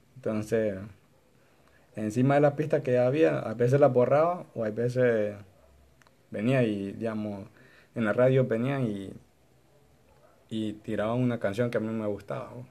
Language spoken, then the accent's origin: Spanish; Honduras; nosotros como hondureños